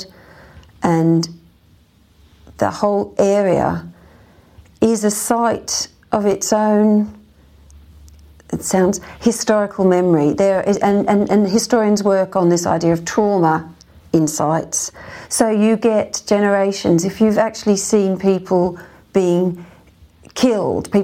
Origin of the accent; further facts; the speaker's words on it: Australia; now in United Kingdom; being an Australian